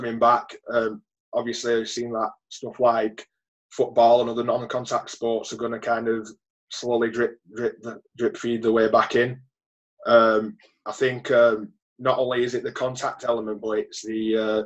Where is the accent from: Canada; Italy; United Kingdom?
United Kingdom; Wigan, North West England; growing up in Wigan